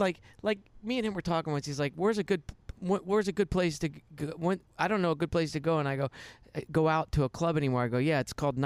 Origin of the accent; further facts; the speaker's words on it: Delray Beach, Florida, United States; moved away as an adult; now in Los Angeles, United States; South Florida. I grew up in Delray Beach, yeah.